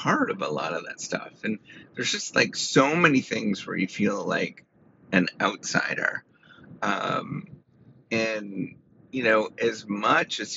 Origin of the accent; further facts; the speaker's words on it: Canada; moved away as an adult; now in United States; being a Canadian in a American university system